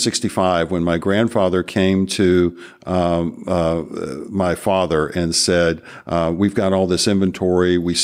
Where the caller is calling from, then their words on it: Marietta, Georgia, United States; I'm coming from Marietta, Georgia, which is 20 miles northwest of Atlanta.